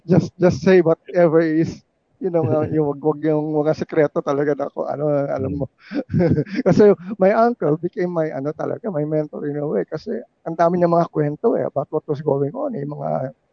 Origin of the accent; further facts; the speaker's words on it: Manila, Metro Manila, Philippines; Kasi I grew up in Malacanang.